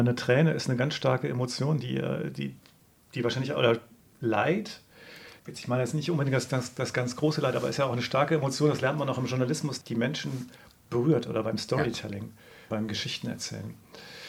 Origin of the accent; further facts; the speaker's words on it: Lüneburg Heath, Lower Saxony, Germany; ich komme aus der Lüneburger Heide hier